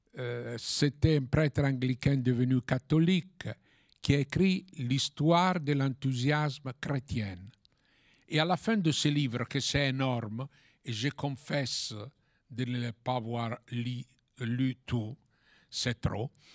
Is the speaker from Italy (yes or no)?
yes; Italy; French is a second language; also born or lived in Paris; en tant qu'Européenne, en tant qu'Italienne et en tant que catholique